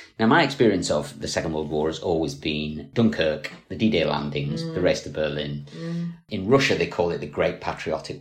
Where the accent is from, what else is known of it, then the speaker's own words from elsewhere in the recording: Scotland, United Kingdom; I'm Scottish